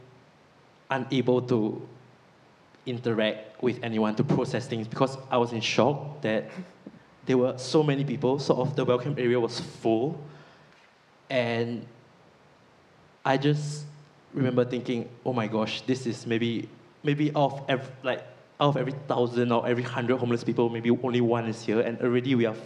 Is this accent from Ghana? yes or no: no; Singapore; now in Nottingham, United Kingdom; I'm from Singapore, and Singapore is a really prosperous country